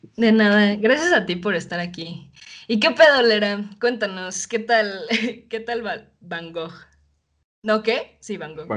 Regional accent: Mexico City, Mexico; accent: chilango; also born or lived in Canada; por ser chilanga

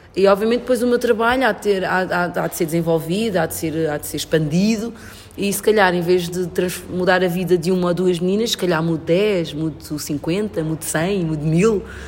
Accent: Portugal; also born or lived in São Tomé and Príncipe; eu cresci na Europa, cresci em Portugal

